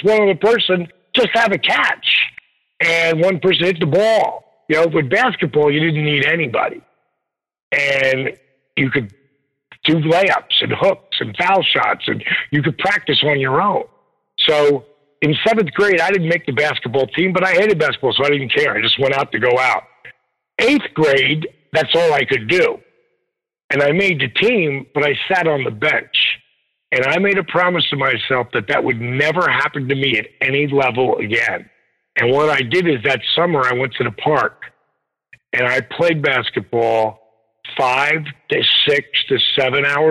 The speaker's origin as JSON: {"language": "English", "area": "Jersey Shore", "region": "New Jersey", "country": "United States", "tie": "born or raised there", "said": "I grew up on the Jersey Shore."}